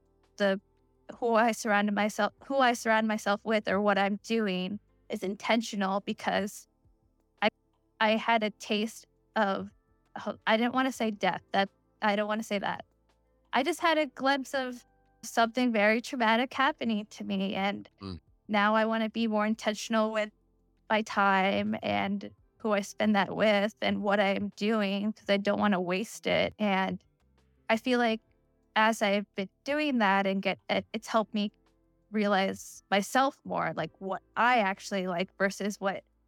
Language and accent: English; Pennsylvania, United States; I grew up in Pennsylvania and I was like one of the few brown kids there